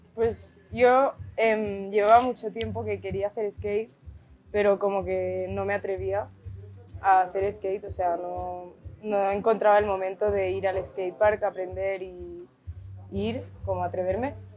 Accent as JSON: {"language": "Spanish", "town": "Barcelona", "region": "Catalonia", "country": "Spain", "said": "tengo 19 años, soy de Barcelona"}